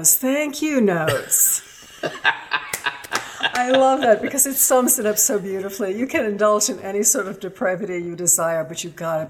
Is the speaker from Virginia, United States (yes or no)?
yes; Richmond, Virginia, United States; Richmond, Virginia.